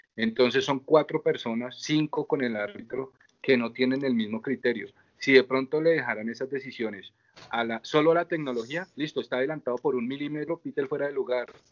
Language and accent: Spanish; Colombia; soy colombiano